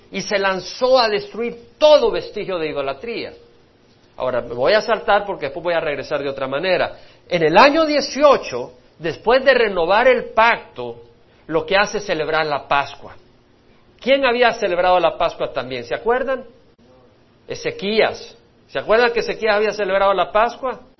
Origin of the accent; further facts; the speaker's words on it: El Salvador; moved away; Nunca se me olvida cuando yo salí de la guerra civil de Salvador, mi hermano también, hemos salido de la guerra civil